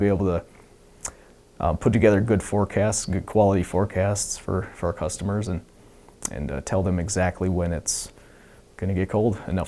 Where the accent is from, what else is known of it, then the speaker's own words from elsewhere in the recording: Wisconsin, United States; now in Alaska, United States; Because in Wisconsin, it certainly does get cold.